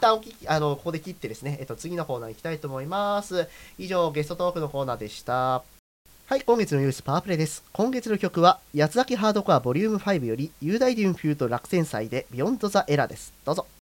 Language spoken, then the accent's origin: Japanese; Sapporo, Hokkaido, Japan; moved away; 僕らだって札幌帰ったら